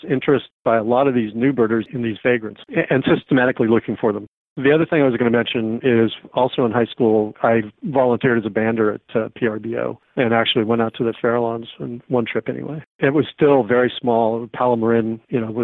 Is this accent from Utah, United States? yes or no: no; Oakland, California, United States; also born or lived in Piedmont, California; I grew up in Oakland, but my parents moved to Piedmont when I was in ninth grade